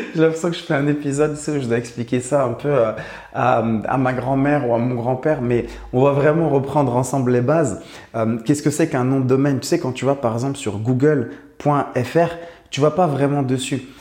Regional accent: Morocco; j'habite au Maroc, je suis né au Maroc, j'ai grandi au Maroc.

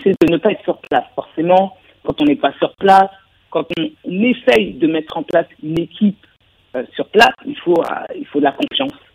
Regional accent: France; je suis française

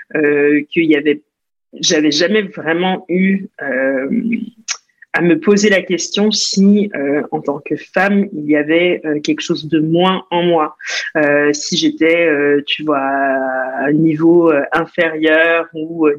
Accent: Montreal, Quebec, Canada; moved away as an adult; also born or lived in New Jersey, United States; now in France; Je née aux États-Unis, au New Jersey, mais j'ai grandi au Canada à Montréal

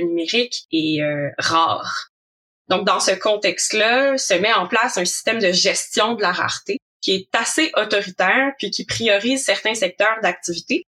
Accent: Quebec, Canada; also born or lived in Montreal; J'habite à Montréal aussi, si vous l'entendez par mon accent, donc euh, je viens du Québec

